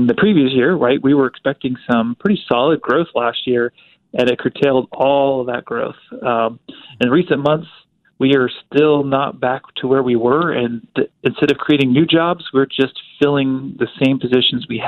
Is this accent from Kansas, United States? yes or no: yes; Topeka, Kansas, United States; also born or lived in Georgia, United States; now in Wichita, United States; I grew up and graduated Topeka High, but I was born in Georgia